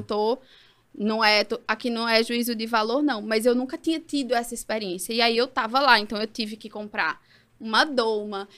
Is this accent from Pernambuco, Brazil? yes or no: yes; Caruaru, Pernambuco, Brazil; moved away as an adult; also born or lived in Ribeirão Preto, São Paulo / São Paulo / Peru; now in Recife, Brazil; e com dois anos, eu vim para Caruaru né? não estamos em Caruaru, mas vim para Caruaru. E aí vivi até os 22